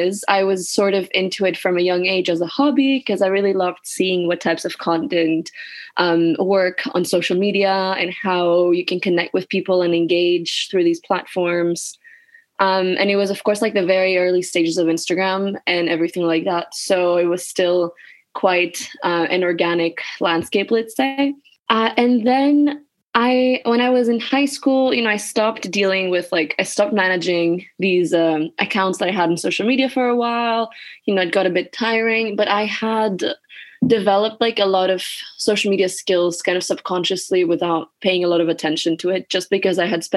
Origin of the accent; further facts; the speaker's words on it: Athens, Attica, Greece; moved away as an adult; now in Glasgow, United Kingdom; I was born and raised in Greece, but I currently study in Scotland.